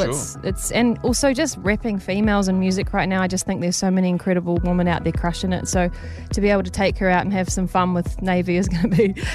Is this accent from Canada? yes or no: no; Waimate, Canterbury, New Zealand; moved away as an adult; now in Nashville, United States; my hometown, Waimate